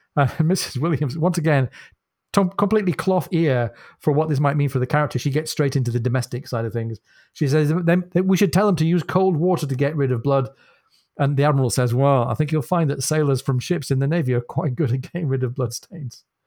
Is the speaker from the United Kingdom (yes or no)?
yes; United Kingdom; as a Brit